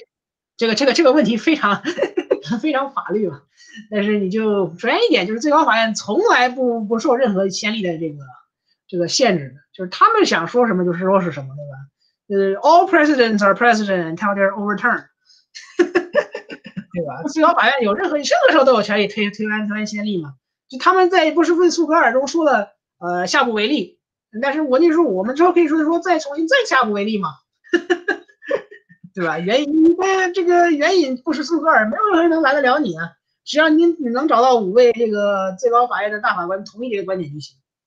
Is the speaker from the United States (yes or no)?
yes; United States; 当然，我们美国人民让我们失望的这个可能性永远不能让人低估。